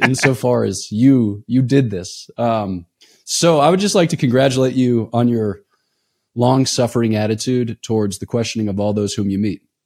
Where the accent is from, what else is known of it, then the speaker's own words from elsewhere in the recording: East Coast, United States; I'm from the East Coast